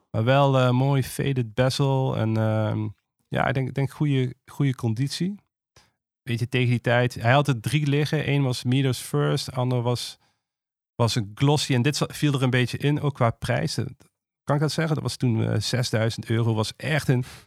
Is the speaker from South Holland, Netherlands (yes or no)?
no; Maastricht, Limburg, Netherlands; ik kom uit Maastricht. En eh, als je uit het zuiden komt, zijn twee dingen zeker. Ten eerste word je eh, katholiek opgevoed